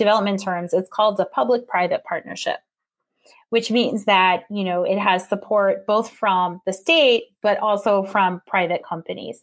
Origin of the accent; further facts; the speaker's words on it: Western United States, United States; now in Michigan, United States; I grew up in the Western United States